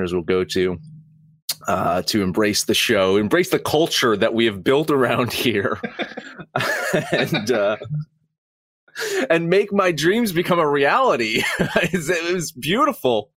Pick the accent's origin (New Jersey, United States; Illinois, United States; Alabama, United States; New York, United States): New Jersey, United States; I'm from Jersey